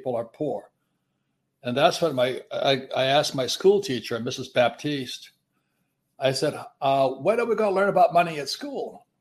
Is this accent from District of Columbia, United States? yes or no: no; Hilo, Hawaii, United States; moved away as an adult; I'm from Hawaii